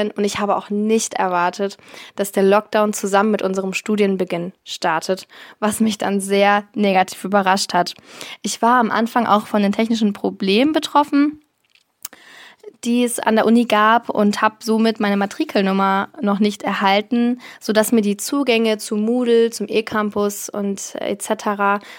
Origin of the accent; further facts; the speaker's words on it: Lower Saxony, Germany; ich komme aus der Lüneburger Heide. Das liegt in Niedersachsen und ist circa eine Stunde von Hamburg entfernt.